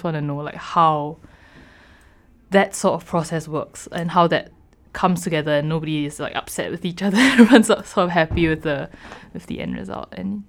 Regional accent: Singapore; moved away as an adult; I'm from Singapore. And I've lived in Singapore my whole life until I moved here for university.

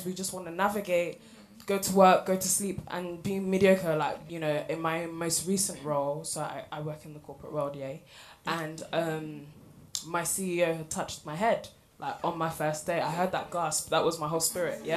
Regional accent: London, United Kingdom; I'm from Hackney

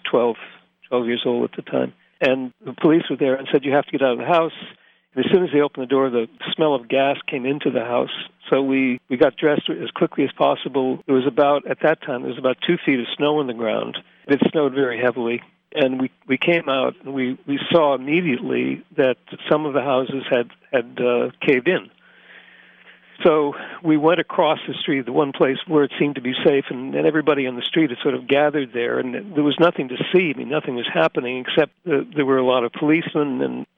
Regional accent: Scranton, Pennsylvania, United States; moved away as an adult; also born or lived in Princeton / London / Boston; now in Sweden; I grew up in Scranton, and Scranton is still my home

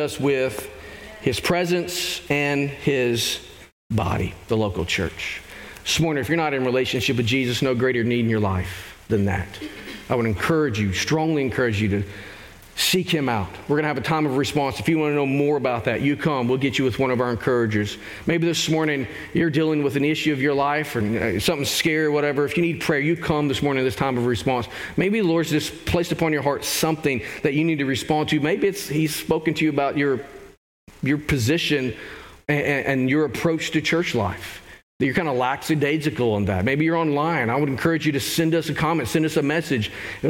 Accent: Arkansas, United States; I grew up in Arkansas.

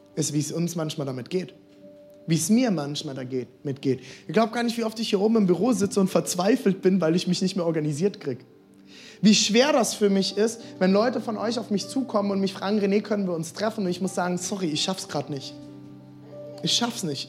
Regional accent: Germany; ich komme aus der Karnevalsregion

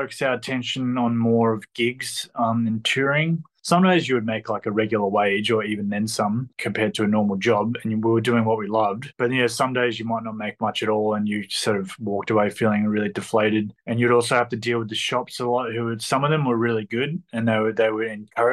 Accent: Melbourne, Victoria, Australia; I'm from Melbourne, Victoria.

